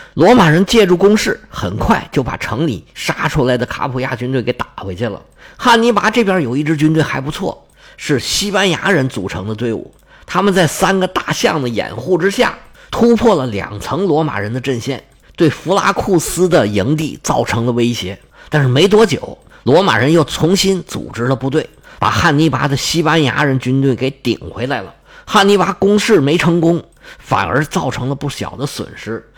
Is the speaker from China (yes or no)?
yes; China; 是我们中国人翻译成位城